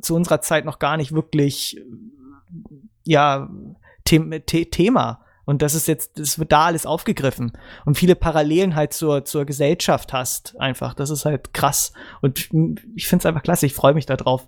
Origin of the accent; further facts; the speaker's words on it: Germany; als Deutscher